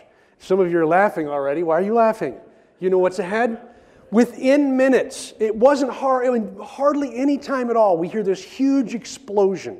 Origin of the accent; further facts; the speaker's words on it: Oregon, United States; I grew up in Oregon, and I grew up on a farm here in Oregon